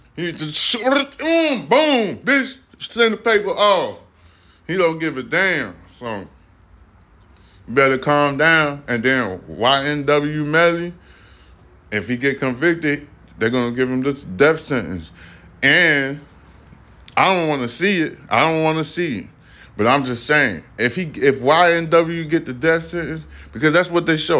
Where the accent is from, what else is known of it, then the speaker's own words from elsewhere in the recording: New York, United States; I'm from New York